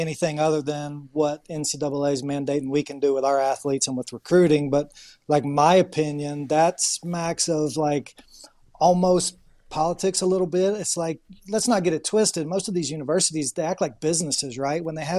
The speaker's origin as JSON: {"language": "English", "region": "the South", "country": "United States", "tie": "born or raised there", "moved": "yes", "said": "growing up in the South"}